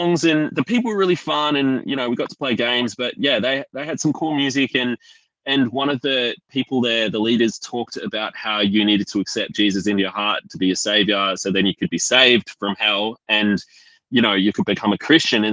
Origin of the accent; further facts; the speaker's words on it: Canberra, Australian Capital Territory, Australia; I grew up in Canberra